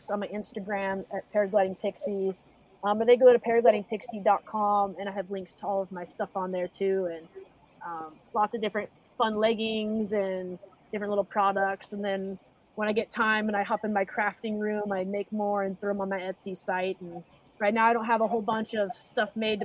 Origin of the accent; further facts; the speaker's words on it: Seattle, Washington, United States; moved away as an adult; also born or lived in Utah; now in San Diego, United States; I actually was raised in Seattle. I moved there and did pretty much kindergarten through all of high school